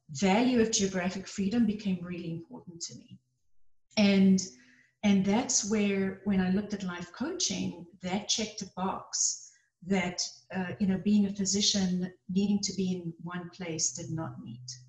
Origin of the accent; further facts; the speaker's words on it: South Africa; now in United States; I came to the US from South Africa.